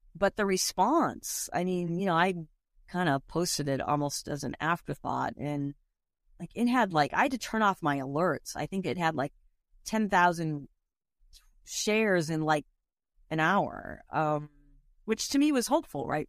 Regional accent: Boston, Massachusetts, United States; moved away; also born or lived in Northern California; I'm from Boston originally, but when I lived in Northern California most of my life

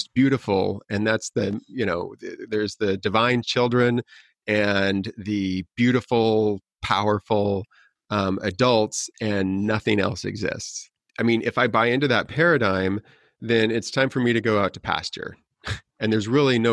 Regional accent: North Platte, Nebraska, United States; now in Los Angeles, United States; I was born in North Platte, Nebraska, where 80% of the people in that town were working on the railroad

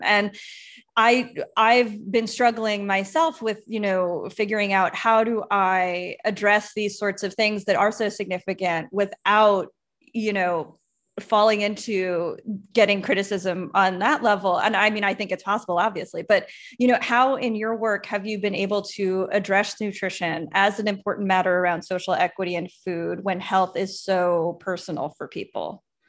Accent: Long Island, New York, United States; I grew up on Long Island

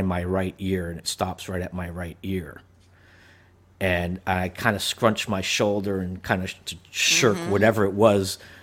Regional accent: New Jersey, United States; growing up in New Jersey, and I was a little kid, and we lived in a two-story house

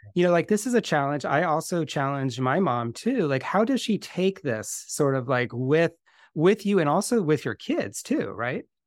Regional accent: Bay Area, California, United States; I grew up in the Bay Area as well

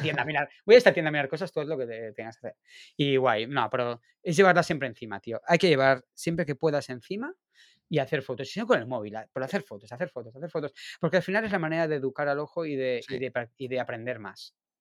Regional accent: Barcelona, Catalonia, Spain; el barrio de Gracia, en Barcelona, por la calle, que es un sitio que voy mucho a hacer fotos de calle porque me encanta, aparte que es mi barrio natal

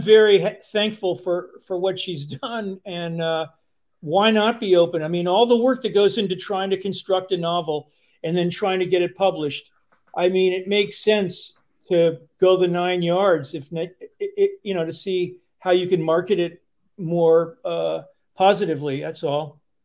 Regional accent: outside of New York, United States; moved away as an adult; now in Vermont, United States; I grew up outside of New York

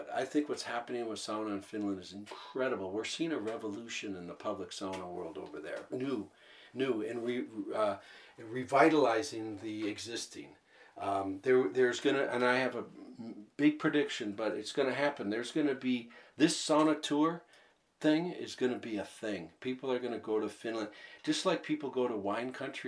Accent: Minneapolis, Minnesota, United States; I'm from Minneapolis

